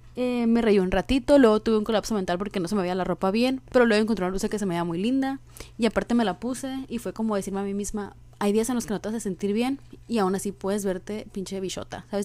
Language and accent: Spanish; Sonora, Mexico; soy de Sonora y aquí es un pinche desierto infernal